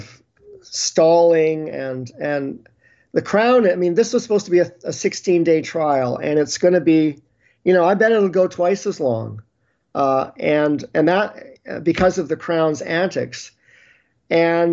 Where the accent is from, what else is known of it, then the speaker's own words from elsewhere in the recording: Canada; as a Canadian